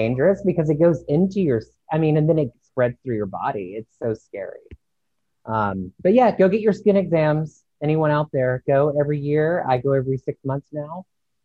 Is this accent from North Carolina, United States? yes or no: no; Virginia Beach, Virginia, United States; I'm from Virginia Beach